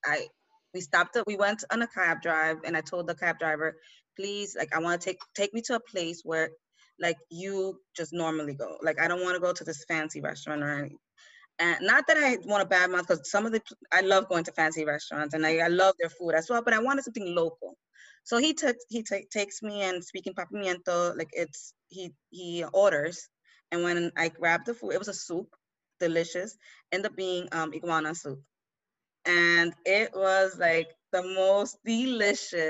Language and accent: English; New York City, New York, United States; where I grew up, was born and raised in the Bronx. I'm from Honduras. My family's from Honduras. I was born and raised here